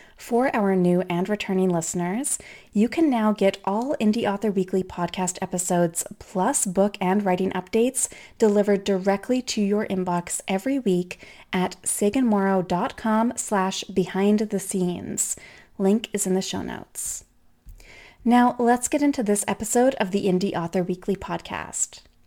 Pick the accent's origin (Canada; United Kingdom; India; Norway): Canada; I'm Canadian